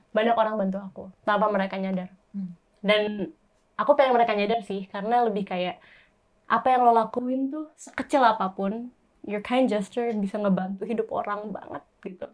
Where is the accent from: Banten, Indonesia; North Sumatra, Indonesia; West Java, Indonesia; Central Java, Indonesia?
West Java, Indonesia; Bandung; aku orang Bandung